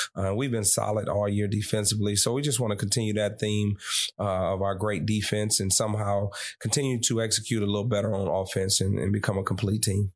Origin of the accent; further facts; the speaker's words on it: Detroit, Michigan, United States; from my hometown